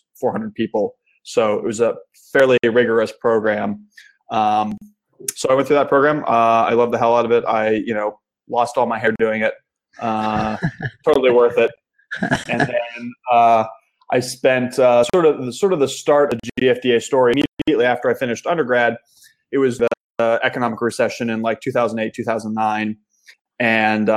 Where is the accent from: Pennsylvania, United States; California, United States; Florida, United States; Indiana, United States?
Pennsylvania, United States; Pittsburgh; moved away as an adult; also born or lived in Kent, Ohio; I grew up in Pittsburgh, Pennsylvania, in the United States, which is actually where I am back living now as of about 6 weeks ago